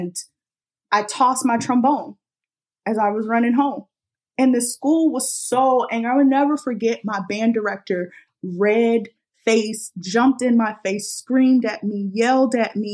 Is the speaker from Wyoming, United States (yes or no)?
no; Los Angeles, California, United States; I'm from South Los Angeles, which is originally called South Central.